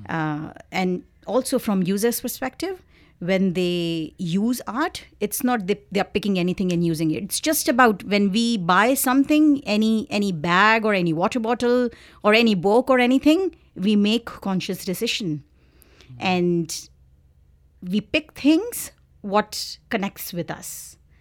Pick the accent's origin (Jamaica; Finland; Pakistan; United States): Pakistan; moved away as an adult; also born or lived in Karachi, Pakistan / London, United Kingdom; now in Victoria, Canada; I am originally from Pakistan